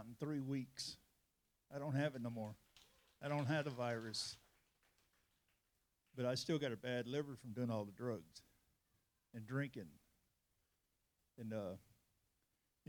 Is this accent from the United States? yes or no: yes; California, United States; moved away as an adult; now in Texas, United States; I'm from California